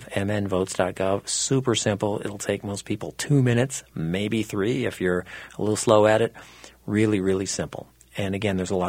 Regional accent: Minnesota, United States; I was born and raised in Minnesota, but I went to school out of Minnesota

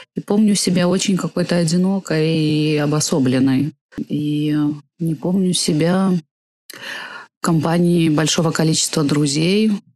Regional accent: Gomel, Gomel Region, Belarus; moved away as an adult; also born or lived in Switzerland; родилась я в Гомеле, родилась я в Беларуси.

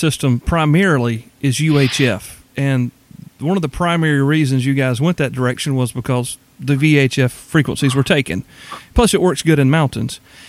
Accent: Deep South, United States; And growing up in the Deep South, as I have my entire life, generosity seems to be part and parcel for the folks around here.

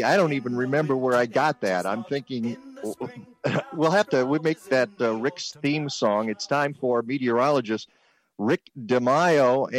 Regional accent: Detroit, Michigan, United States; now in Chicago, United States; I grew up in Detroit, so we had Sonny Elliott.

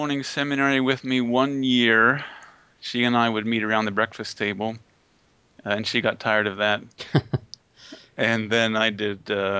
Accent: Pennsylvania, United States; now in Dallas, United States; All of my family, both on my father and my mother's side, are from Pennsylvania. I grew up in Pennsylvania.

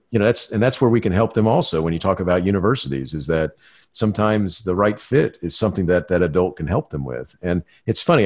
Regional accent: Florida, United States; I grew up in Florida watching the Apollo uh, moonshots

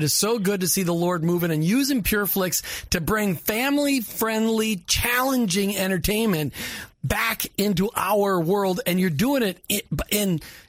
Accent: Minnesota, United States; where I grew up in Minnesota

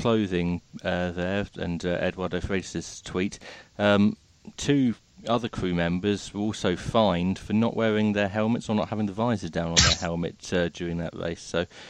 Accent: England, United Kingdom; me as an Englishman

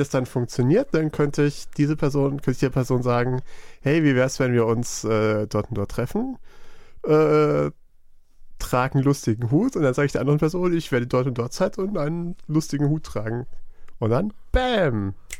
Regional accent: Black Forest, Baden-Württemberg, Germany; Ich bin ja, ich komme ja aus dem Schwarzwald, vom Land.

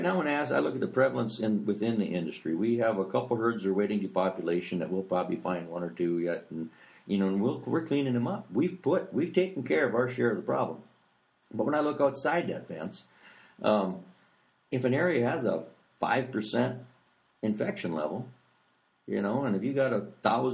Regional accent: North Dakota, United States; my home state of North Dakota

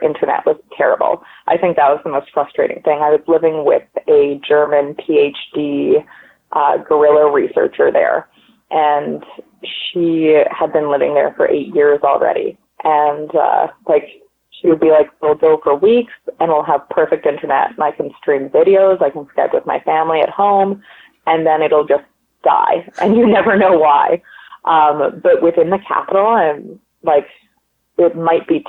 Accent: Canada; I'm from Canada. I speak French and English, and I speak a little bit of Polish

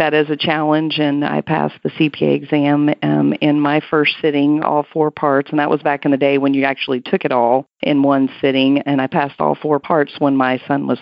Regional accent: Hereford, Texas, United States; now in Central Texas, United States; my hometown, which is Hereford, Texas, real close to Amarillo in the panhandle of Texas.

